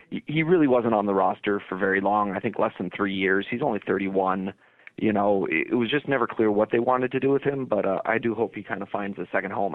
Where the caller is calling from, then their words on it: Saint Paul, Minnesota, United States; I'm calling from Saint Paul, Minnesota